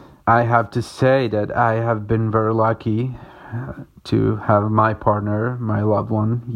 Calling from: Córdoba, Argentina; I'm calling from Cordoba in Argentina.

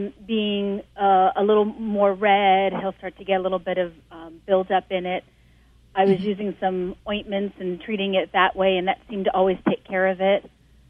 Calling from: Bethlehem, Pennsylvania, United States; Calling from Bethlehem, Pennsylvania.

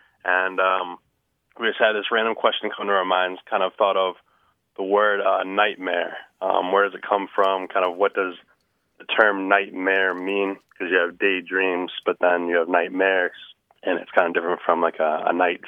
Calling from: San Diego, California, United States; I'm calling from San Diego, California.

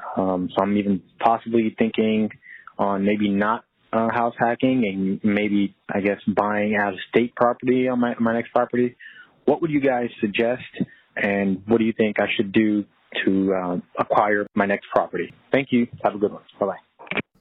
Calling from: Fort Mill, South Carolina, United States; I'm calling here from Fort Mill, South Carolina

